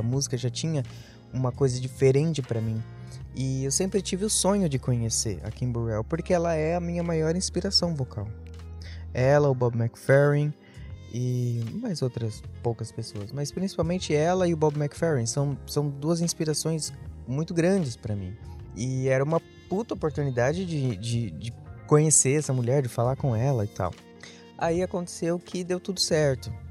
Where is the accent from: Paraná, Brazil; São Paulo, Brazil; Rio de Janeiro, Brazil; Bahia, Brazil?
São Paulo, Brazil; Nunca tinha via-, nunca, nunca saí de São Paulo. Eu sou de São Paulo.